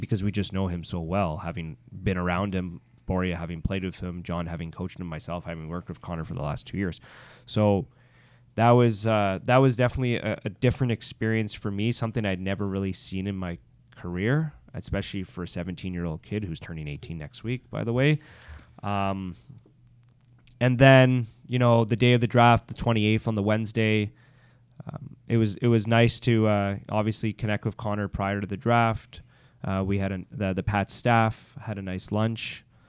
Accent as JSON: {"language": "English", "town": "Ottawa", "region": "Ontario", "country": "Canada", "moved": "yes", "said": "being an Ottawa guy"}